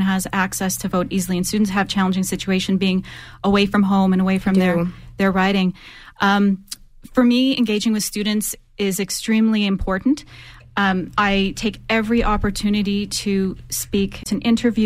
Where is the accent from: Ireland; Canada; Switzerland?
Canada; Calgary, Alberta; I grew up in Calgary. We moved here when I was really young